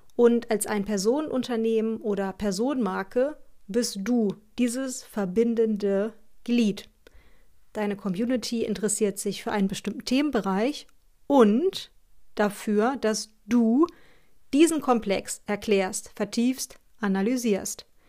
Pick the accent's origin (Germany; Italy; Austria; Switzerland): Germany; Northern Germany; so sagen wir bei uns im Norden